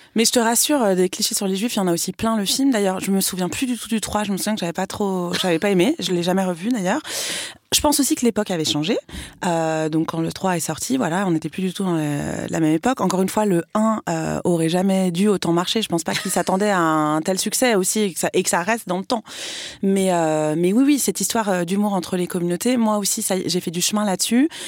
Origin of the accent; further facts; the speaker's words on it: France; j'ai tellement été élevée en plus dans l'amour de la République, de la France. J'ai toujours été à l'école publique. Enfin, donc pour moi, c'était, voilà, j'étais française